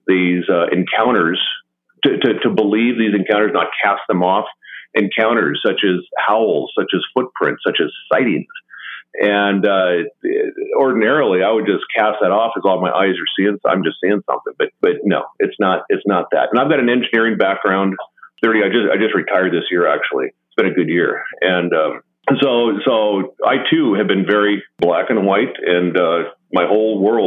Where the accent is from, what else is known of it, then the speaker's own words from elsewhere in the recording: Western Washington, United States; I grew up on a fairly remote ranch in Western Washington